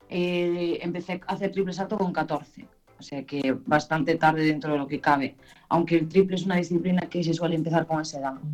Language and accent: Spanish; Ribeira, Galicia, Spain; en Ribeira, en mi pueblo